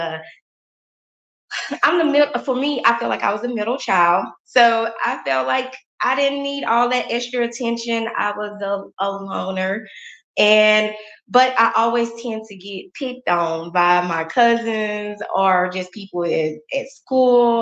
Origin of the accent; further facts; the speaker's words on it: Crystal Springs, Mississippi, United States; I am from Mississippi, a small town called Crystal Springs, Mississippi. It's about 25 miles outside of Jackson. So it is a small town, very family oriented town